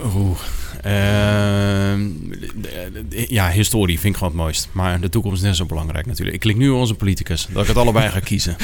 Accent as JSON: {"language": "Dutch", "town": "Ter Heijde", "region": "South Holland", "country": "Netherlands", "tie": "born or raised there", "also_born_or_lived": "'s-Gravenzande / Wateringen / Naaldwijk", "said": "ik ben geboren in Schravenzanden. Ik ben toen naar Ter Heide verhuisd. Daar ben ik opgegroeid."}